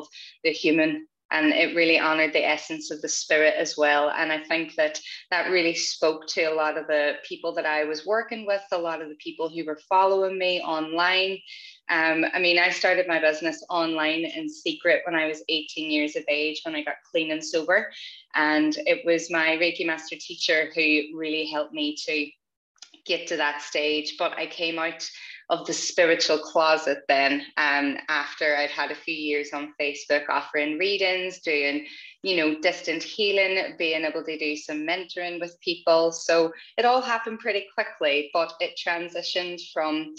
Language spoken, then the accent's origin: English; Northern Ireland, United Kingdom; growing up in Northern Ireland, being raised predominantly Catholic in Catholic schools.